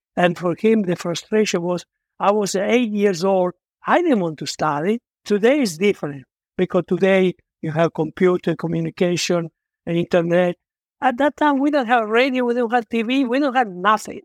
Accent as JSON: {"language": "English", "country": "Italy", "also_born_or_lived": "Argentina", "second_language": "English", "moved": "as an adult", "lives_now": "United States"}